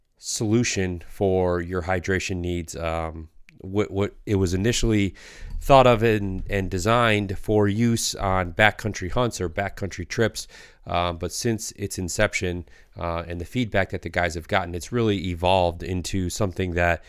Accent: Michigan, United States; No, yeah. We're from Michigan.

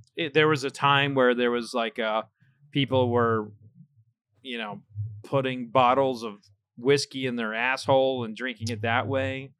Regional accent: Oklahoma, United States; I grew up in Oklahoma

